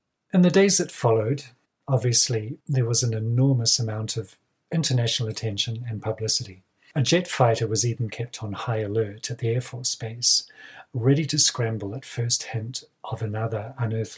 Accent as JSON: {"language": "English", "area": "Kaikoura region", "region": "Canterbury", "country": "New Zealand", "tie": "born or raised there"}